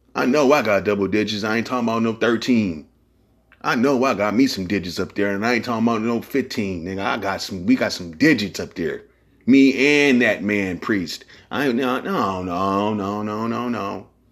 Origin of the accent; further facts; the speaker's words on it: San Francisco, California, United States; I'm from San Francisco. We say blood and cuz in the Bay Area